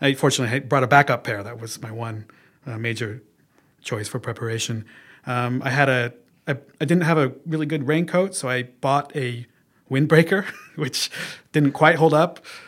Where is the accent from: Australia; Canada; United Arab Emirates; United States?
United States; Oregon; moved away as an adult; also born or lived in Mie Prefecture, Japan; now in Japan; I'm from Oregon in the United States and we don't get tropical cyclones